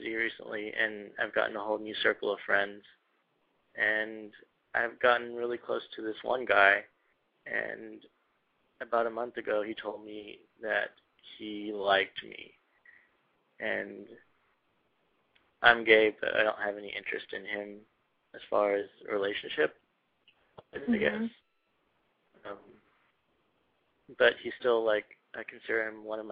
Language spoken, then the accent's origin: English; Texas, United States; I'm from Texas